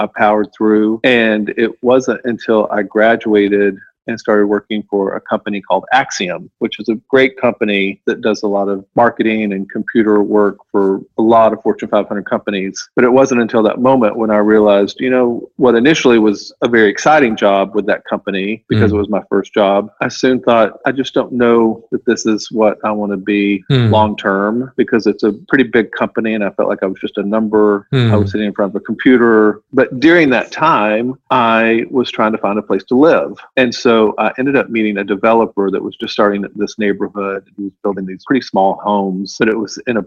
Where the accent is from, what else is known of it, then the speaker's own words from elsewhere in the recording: Arkansas, United States; now in New York, United States; I'm from Arkansas, so it would be silly if I ever try to be pretentious because I'm from the sticks